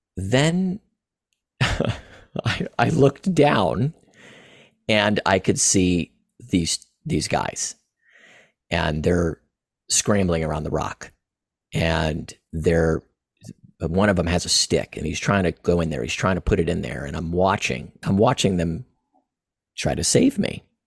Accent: Florida, United States; also born or lived in East Tennessee; I was born and raised in Florida, um, currently in Florida now

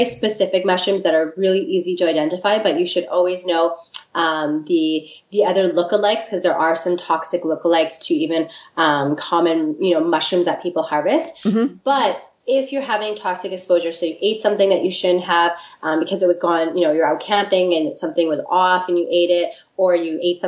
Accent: the Prairies, Canada; now in Victoria, Canada; I'm not from Victoria originally. I'm actually from the prairies.

